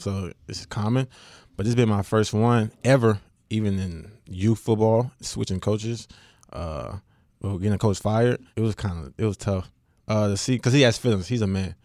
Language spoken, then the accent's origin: English; West Monroe, Louisiana, United States; I am from West Monroe